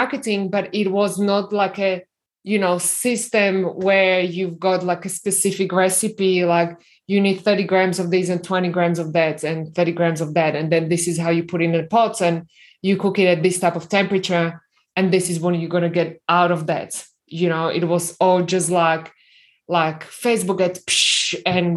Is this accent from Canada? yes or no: no; Slovakia; English is a second language; moved away as an adult; now in Australia; I was born in Slovakia